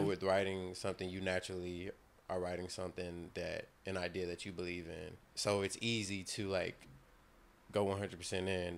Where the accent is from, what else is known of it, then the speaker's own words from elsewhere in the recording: the South, United States; all of us are from the South.